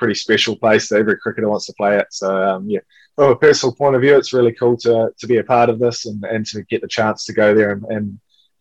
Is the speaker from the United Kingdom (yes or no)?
no; New Zealand; especially as a Kiwi boy, you get brought up to be an All Black in the winter and a black cap in the summer